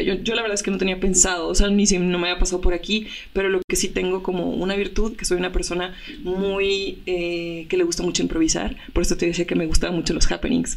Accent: Reynosa, Tamaulipas, Mexico; desde mi tierra, que hace rato hablábamos que soy de Reynosa

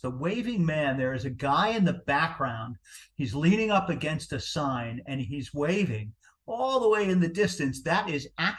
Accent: New Jersey, United States; accent: Jersey; that was my Jersey accent coming out.

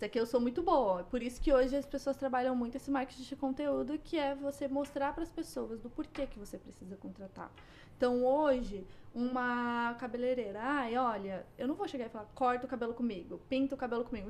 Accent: São Paulo, Brazil; moved away as an adult; now in Canada; eu cresci numa favela em São Paulo.

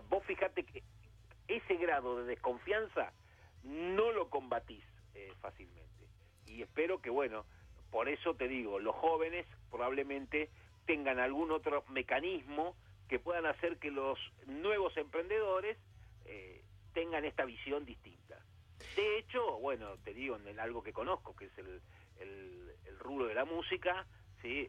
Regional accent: Argentina; como bien argentino

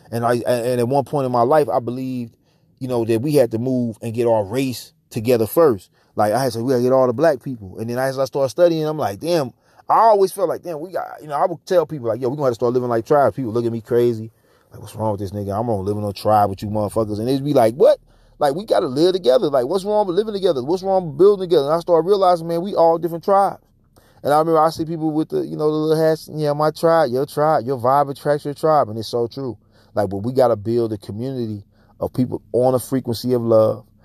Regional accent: St. Louis, Missouri, United States; my hometown, Saint Louis

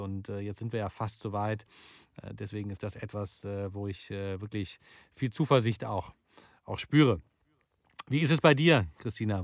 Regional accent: Wuppertal, North Rhine-Westphalia, Germany; meine Heimatstadt zum Beispiel, Wuppertal

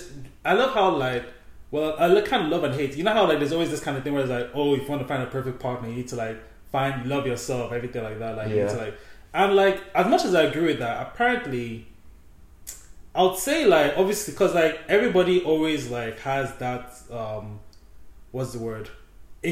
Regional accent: Nigeria; in the Nigerian culture, we just call everybody older than us auntie.

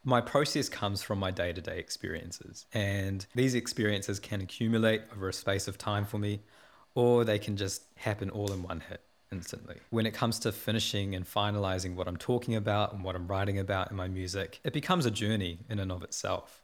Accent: Porirua, Wellington, New Zealand; I was born in Poineke and raised in Porirua. I'm a South Asian Kiwi, and my roots go back to primarily in India

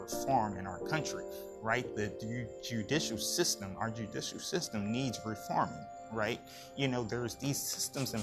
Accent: United States; as a people, as American people

